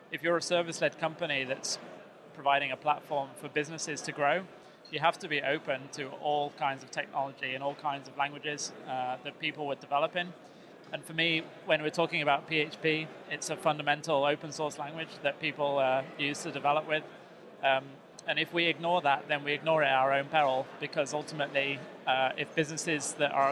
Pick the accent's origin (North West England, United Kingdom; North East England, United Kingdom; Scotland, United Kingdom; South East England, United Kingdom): North West England, United Kingdom; I'm from the northwest.